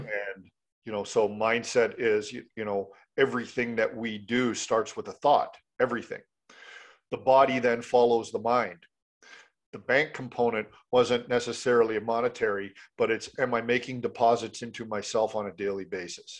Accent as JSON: {"language": "English", "country": "Canada", "said": "I'm a Canadian"}